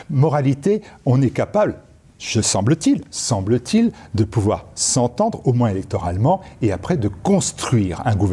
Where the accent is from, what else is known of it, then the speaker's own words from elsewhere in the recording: France; Moi, je suis français. Et donc, j'ai toujours eu mes références en France.